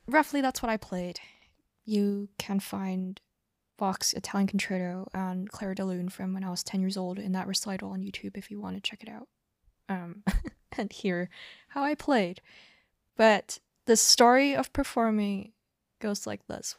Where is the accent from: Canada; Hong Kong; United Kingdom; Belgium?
Hong Kong; I grew up in Hong Kong